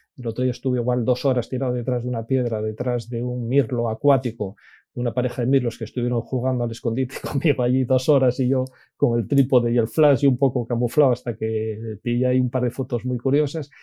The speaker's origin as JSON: {"language": "Spanish", "town": "Infiesto", "region": "Asturias", "country": "Spain", "tie": "born or raised there", "accent": "Asturian", "said": "Muy, muy asturiano, nací efectivamente en, en Infiesto."}